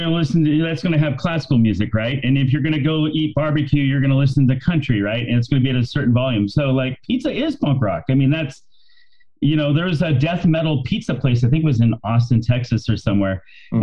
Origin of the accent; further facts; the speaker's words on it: Bakersfield, California, United States; I grew up in Bakersfield